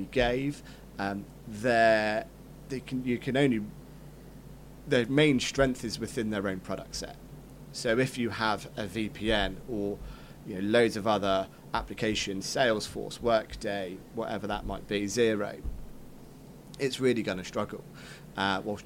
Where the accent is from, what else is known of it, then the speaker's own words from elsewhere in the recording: Cornwall, South West England, United Kingdom; I grew up in Cornwall chasing cows around the field.